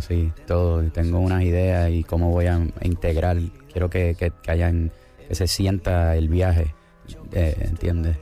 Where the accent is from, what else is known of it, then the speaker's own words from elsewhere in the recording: Puerto Rico; also born or lived in Argentina; yo soy de Puerto Rico y ahora eh, es, mi país es Puerto Rico y mi familia está allá y yo vivo allá